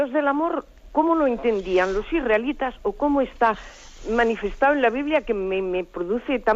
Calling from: Madrid, Community of Madrid, Spain; Soy … de Madrid y tengo una duda

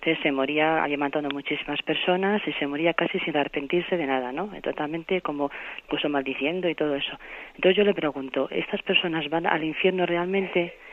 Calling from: Soria, Castile and León, Spain; aquí de Soria.

